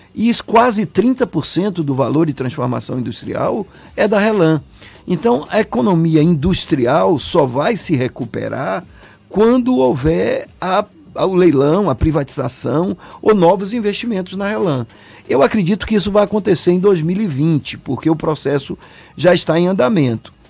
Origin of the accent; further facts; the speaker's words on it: Salvador, Bahia, Brazil; Eu nasci aqui, eu sou, eu sou Salvador, eu sou de Salvador